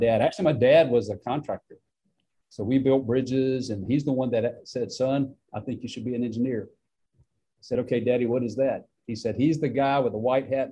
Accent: Beaumont, Mississippi, United States; now in Vicksburg, United States; I grew up in Beaumont, Mississippi, a real small town in Perry County, close to Hattiesburg

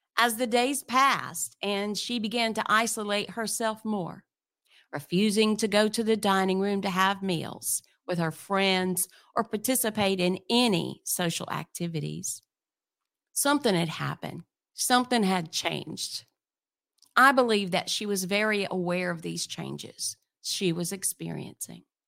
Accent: Midwest, United States; moved away as an adult; now in Southwest Florida, United States; I grew up in the Midwest, the youngest child of a blended family

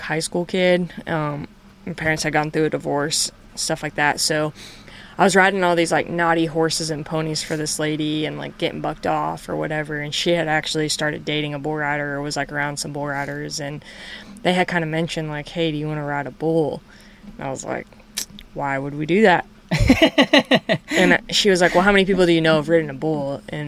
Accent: North Carolina, United States; also born or lived in Wyoming; now in Texas, United States; I grew up in North Carolina

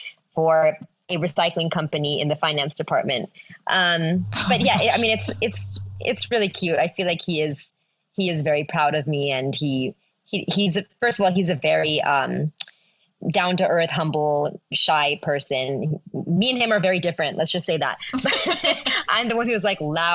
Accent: the Bay Area, California, United States; moved away as an adult; also born or lived in India; now in Los Angeles, United States; I'm from the Bay Area

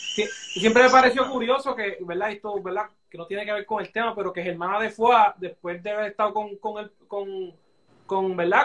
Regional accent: Barranquitas, Puerto Rico; yo soy de Barranquita

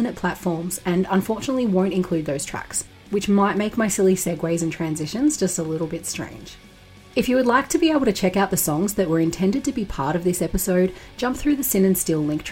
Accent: Australia; From my home state in Oz

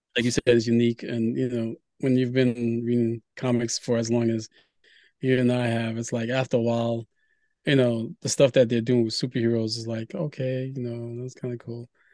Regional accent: Brooklyn, New York, United States; also born or lived in Haiti / Queens / Harlem; now in Bronx, United States; I grew up in Brooklyn

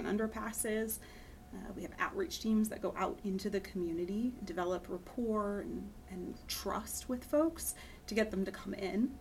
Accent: Pennsylvania, United States; moved away as an adult; also born or lived in Boston; now in Houston, United States; I grew up in Pennsylvania

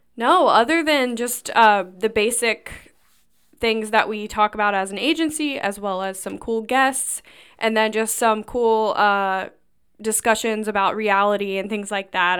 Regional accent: Lebanon, Ohio, United States; I'm actually from Lebanon and, uh, went to school around here.

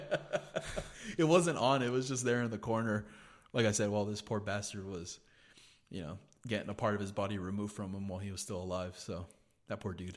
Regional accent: Gonzales, United States; we had a house in Gonzales, 'cause that's where I grew up in Gonzales.

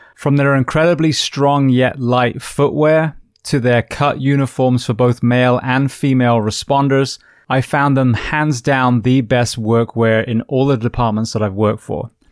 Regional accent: United Kingdom; coming from the U K

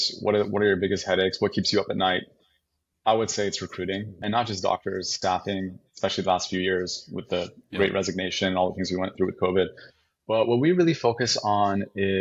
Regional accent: California, United States; moved away as an adult; also born or lived in Austin, Texas / San Antonio, Texas; I'm from California originally, so the plan was always to go back to Cali

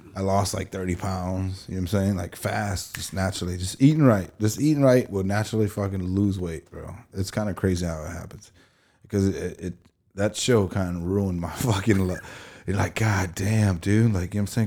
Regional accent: East Chicago, Indiana, United States; growing up in East Chicago, our, our hometown

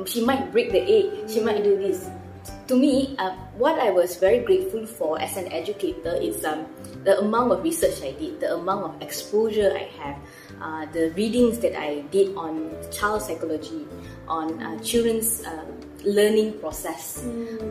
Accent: Malacca City, Malacca, Malaysia; moved away; I am originally from Malacca. So every now and then I will go back and visit my family in Malacca.

